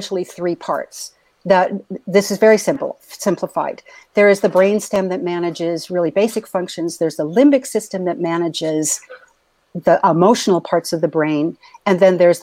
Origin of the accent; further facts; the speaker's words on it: San Diego, California, United States; I was a little girl growing up in East County, San Diego